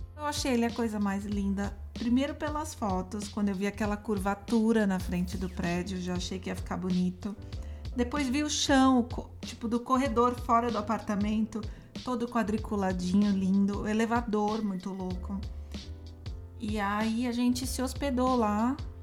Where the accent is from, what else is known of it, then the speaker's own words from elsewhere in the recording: São Paulo, Brazil; eu sou de São Paulo, nasci aqui